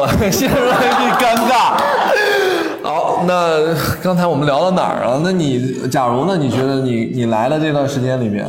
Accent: Guangzhou, Guangdong, China; 他当时就说啊，说是听说我是从广州来的

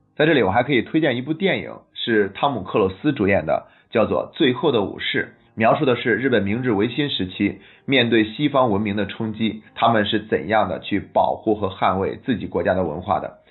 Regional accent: China; 我们中国人到现在却没有一个固定的作为汉民族文化的一个传统服饰

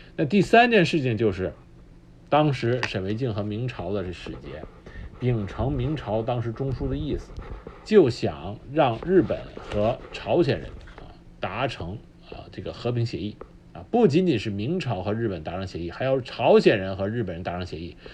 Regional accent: China; 我们中国人

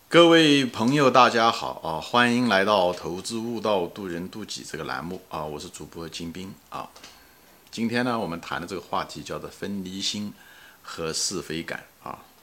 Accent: Ma'anshan, Anhui, China; 我是中国人，对不对？我也是安徽人

